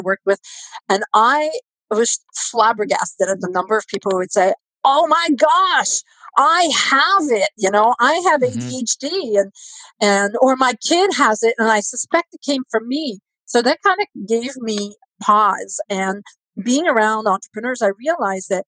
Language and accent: English; Canada; We're Canadian